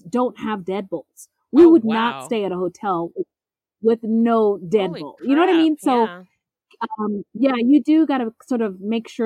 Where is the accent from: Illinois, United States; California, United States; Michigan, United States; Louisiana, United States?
California, United States; San Jose; my hometown of San Jose, California